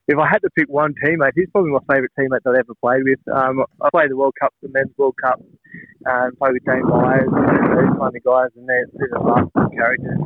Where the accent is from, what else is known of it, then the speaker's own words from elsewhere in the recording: Gawler, Australia; now in Camden, Australia; we grew up in Gawler, obviously, but now we've all moved out